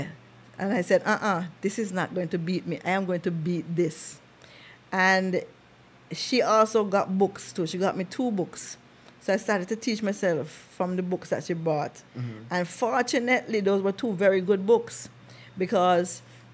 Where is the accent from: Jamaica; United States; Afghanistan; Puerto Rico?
Jamaica; I was born in Jamaica